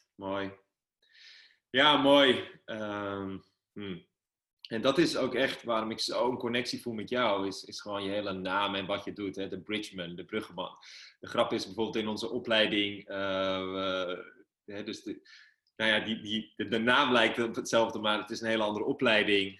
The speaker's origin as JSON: {"language": "Dutch", "town": "Amsterdam", "region": "North Holland", "country": "Netherlands", "said": "waar ik vandaan kom, eh, ja, uh, gewoon een jongen uit Amsterdam-Noord"}